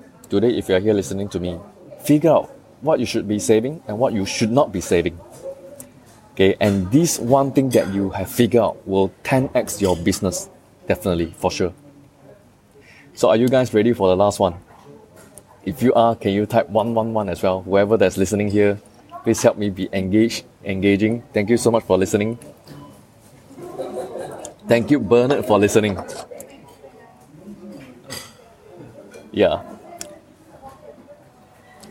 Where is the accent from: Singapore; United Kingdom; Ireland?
Singapore; as a Singaporean, we all know